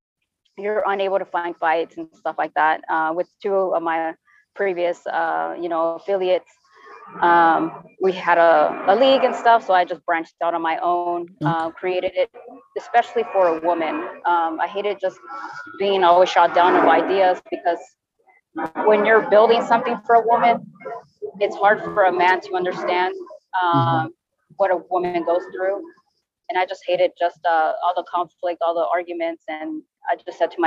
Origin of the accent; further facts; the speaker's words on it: San Diego, California, United States; I was born and raised in San Diego and in Barrio Logan